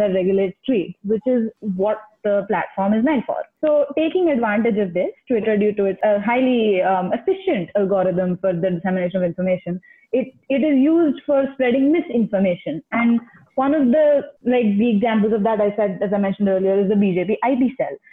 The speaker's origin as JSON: {"language": "English", "town": "Ahmedabad", "region": "Gujarat", "country": "India", "tie": "born or raised there", "moved": "as an adult", "lives_now": "United States", "said": "I'm from Ahmedabad, born and brought up, but I have been studying in the US for the past 2 years."}